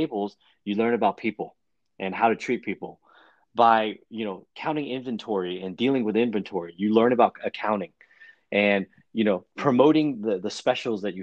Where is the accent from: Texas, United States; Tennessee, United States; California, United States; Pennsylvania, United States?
Texas, United States; Houston; also born or lived in China / Chinatown, Manhattan, New York / Austin, Texas; grew up in Chinatown till I was about seven. And then my father decided that he was going to move us to Houston, Texas. And so that's where I spent the rest of my young life in Houston